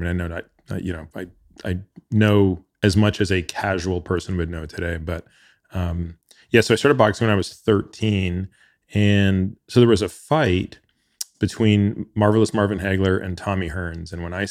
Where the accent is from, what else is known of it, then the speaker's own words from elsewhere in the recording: Ontario, Canada; Yeah. I grew up outside of Toronto.